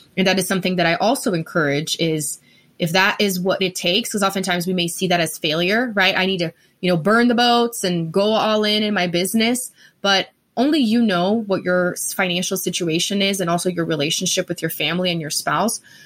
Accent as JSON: {"language": "English", "country": "Brazil", "tie": "born or raised there", "also_born_or_lived": "Denver, Colorado", "second_language": "English", "moved": "as an adult", "lives_now": "Colorado, United States", "said": "I am originally from Brazil, born and raised."}